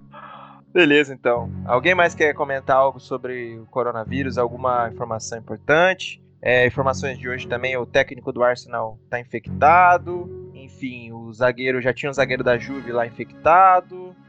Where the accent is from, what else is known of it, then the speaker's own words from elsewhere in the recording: Brazil; a gente é brasileiro, a gente adora futebol